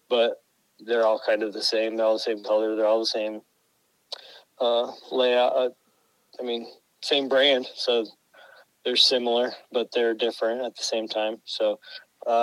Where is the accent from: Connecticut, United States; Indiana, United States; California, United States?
Indiana, United States; Elkhart; I am from Elkhart, Indiana. So, I'm from Indiana. I grew up right here. I was born at the Goshen Hospital here in Elkhart.